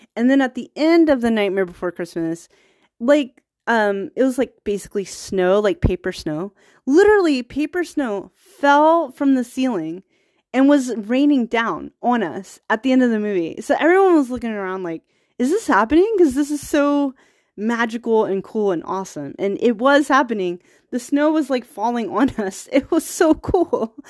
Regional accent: Virginia, United States; now in Bay Area, United States; I'm from Virginia.

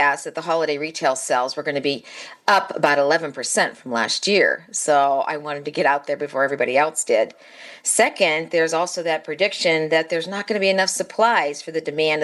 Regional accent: Midwest, United States; we're also from the Midwest

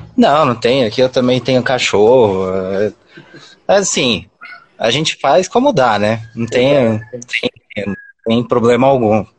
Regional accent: Mogi das Cruzes, São Paulo, Brazil; eu sou aqui de Mogi das Cruzes

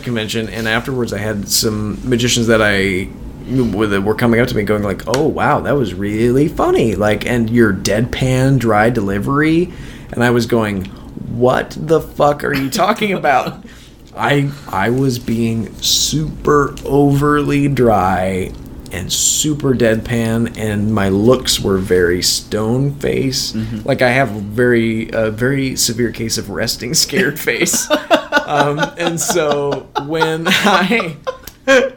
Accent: Minnesota, United States; I'm from Minnesota. Minnesota has a killer stand-up comedy community. But I was also, like, 12

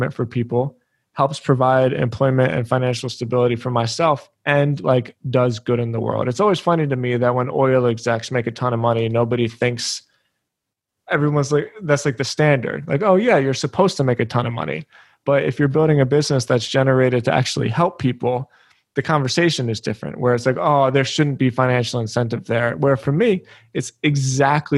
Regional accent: Philadelphia, Pennsylvania, United States; I grew up in Philly

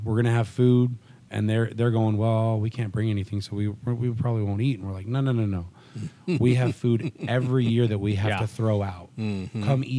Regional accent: Central Valley, California, United States; moved away as an adult; now in Oklahoma City, United States; I was originally born and raised in Central Valley, California, middle of nowhere, Cowtown.

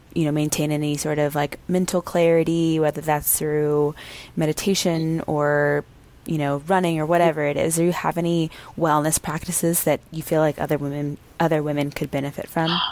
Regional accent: Texas, United States; I grew up in Texas

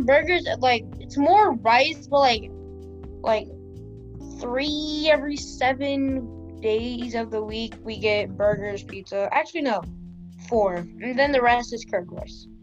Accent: Memphis, Tennessee, United States; Memphis is my hometown

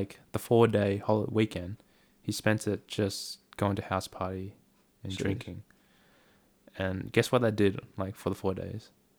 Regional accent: Australia; I was Australian.

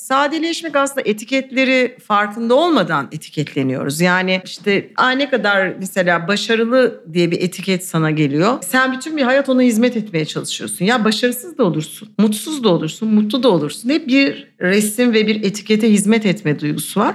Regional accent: Istanbul, Turkey; İstanbulluyum. Yani doğma büyüme, ailem de İstanbullu

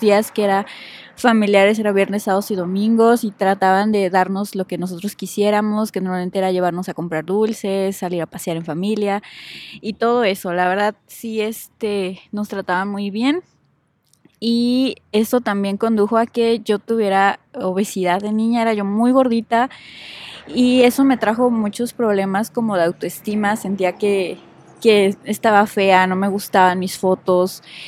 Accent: Puebla, Mexico; nací en la ciudad de Puebla. Soy originaria de Puebla. Ahí viví toda mi vida

